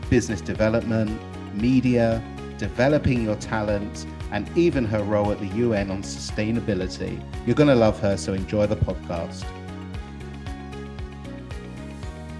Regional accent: United Kingdom; moved away as an adult; now in Israel; I'm British. We don't really talk to people unless we're spoken to. We're a little bit more reserved. And I just made Aliyah and moved to Israel.

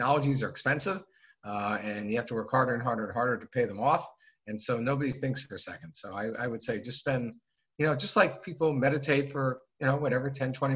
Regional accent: Phoenix, Arizona, United States; moved away as an adult; also born or lived in New Haven, Connecticut; now in New York City, United States; I grew up in Phoenix, Arizona, in the southwest of the United States

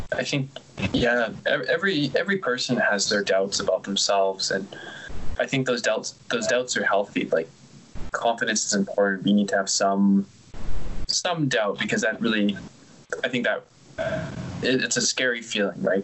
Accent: Canada; being from the same country

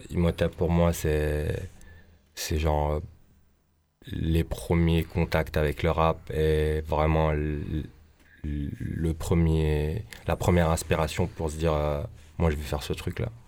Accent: Tripoli, North Governorate, Lebanon; Je suis originaire de Tripoli, au nord du Liban.

